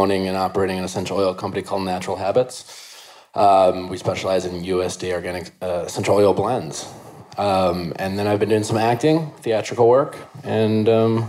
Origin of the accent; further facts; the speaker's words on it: Milwaukee, Wisconsin, United States; I'm 38 and I'm from Milwaukee.